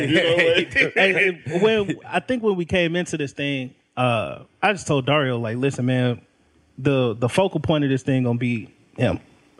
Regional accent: United States; Man, I've been here all my life.

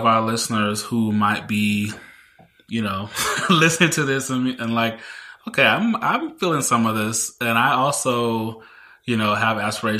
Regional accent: Mississippi, United States; I didn't come from a wealthy family. You know, I grew up in Mississippi.

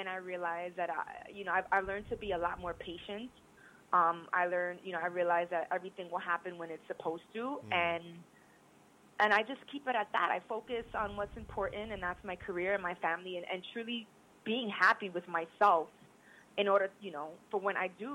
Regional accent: New York, United States; moved away as an adult; also born or lived in Virginia; I was born and raised in New York

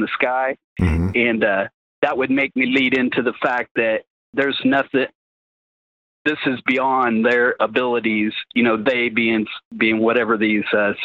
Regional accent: Midwest, United States; now in West Texas, United States; I'm from the Midwest

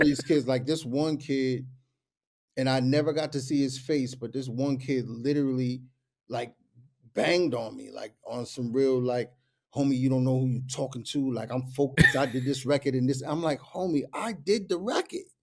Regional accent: New York, United States; I'm from New York

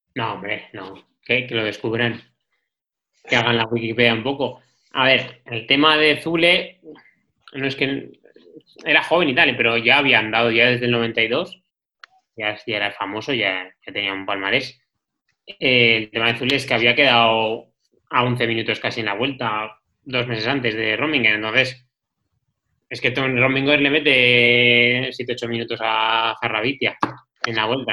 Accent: La Rioja, Spain; yo soy riojano

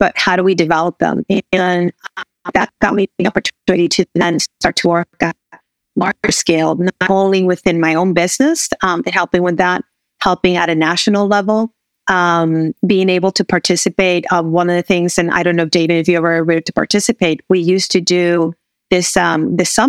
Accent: Puerto Rico; moved away as an adult; also born or lived in Texas; now in United States; raised in Puerto Rico, went to university in the U.S., started back my career with GE in Puerto Rico

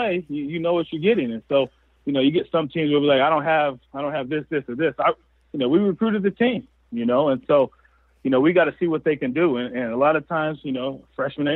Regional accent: Southern California, United States; now in Cheney, United States; I grew up down in Southern California

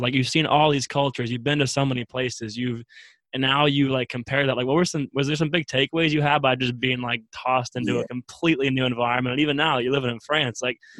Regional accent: Midwest, United States; also born or lived in Wisconsin; I was born and raised in the Midwest, went to school in Wisconsin, and the first time I went for 6 months and lived in Southeast Asia

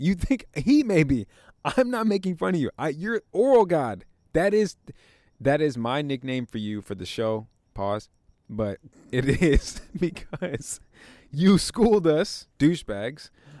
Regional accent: Chicago, Illinois, United States; I was going to say, it's tough because I'm from Chicago.

